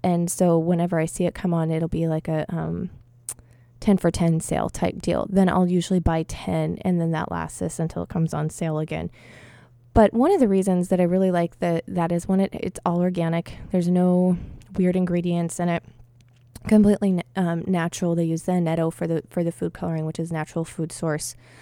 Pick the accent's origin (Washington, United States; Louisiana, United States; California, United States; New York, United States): Washington, United States; Blaine, Washington, which is in my home state